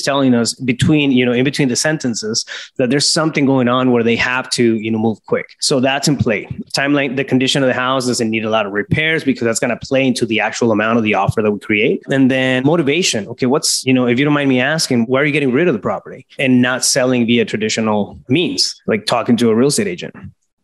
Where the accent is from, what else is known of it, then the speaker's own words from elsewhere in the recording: Yuma, Arizona, United States; a small town, Yuma, Arizona. That's my hometown